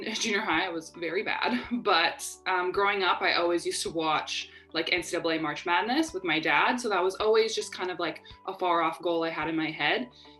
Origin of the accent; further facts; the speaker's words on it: Winnipeg, Manitoba, Canada; I'm from Canada, and you know, like, ice hockey is obviously like a big thing.